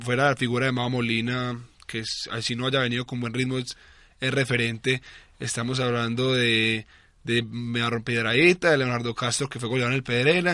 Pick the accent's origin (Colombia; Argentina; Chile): Colombia; Nosotros como colombianos